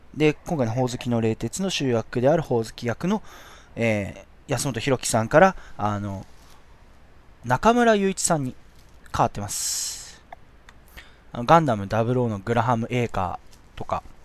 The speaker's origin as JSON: {"language": "Japanese", "region": "Shizuoka", "country": "Japan", "tie": "born or raised there", "said": "僕、清水出身"}